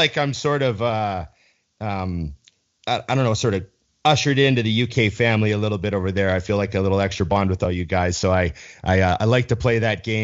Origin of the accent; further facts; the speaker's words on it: Canada; I'm Canadian